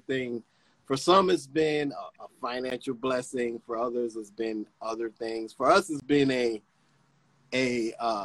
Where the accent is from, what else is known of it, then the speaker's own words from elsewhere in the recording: New York, United States; also born or lived in North Carolina / Dominican Republic; I'm originally from New York, family in North Carolina, family in Dominican Republic